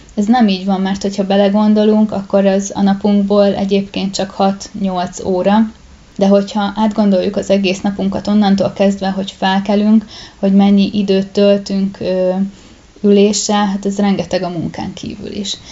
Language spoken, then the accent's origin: Hungarian; Pest, Hungary; én egy kisvárosban nőttem fel, ahol volt egy gimnázium